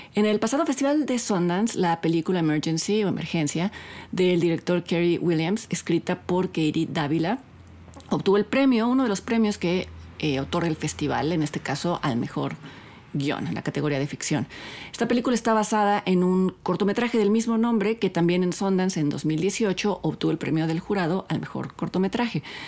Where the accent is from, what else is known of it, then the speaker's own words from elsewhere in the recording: Mexico; Nosotros como espectadores mexicanos